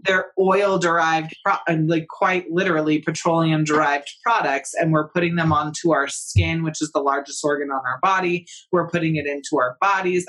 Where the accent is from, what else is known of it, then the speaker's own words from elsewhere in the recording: California, United States; I'm come from California